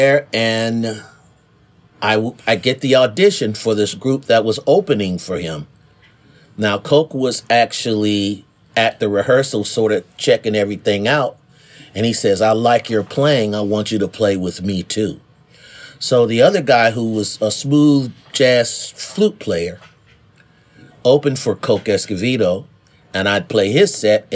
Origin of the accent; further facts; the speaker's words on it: Dayton, Ohio, United States; moved away as an adult; I'm out here from Ohio, Dayton specifically